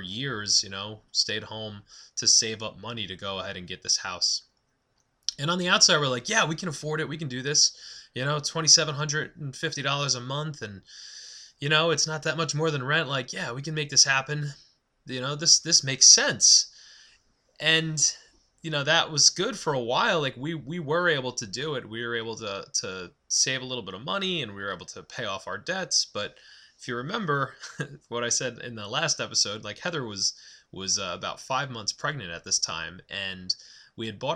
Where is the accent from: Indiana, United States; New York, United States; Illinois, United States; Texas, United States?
New York, United States; Massapequa Park; I grew up on Long Island.